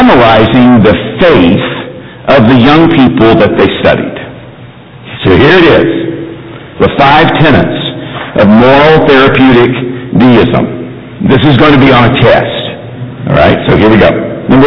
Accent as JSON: {"language": "English", "town": "Mayfield", "region": "Kentucky", "country": "United States", "tie": "born or raised there", "said": "I grew up in Mayfield, Kentucky"}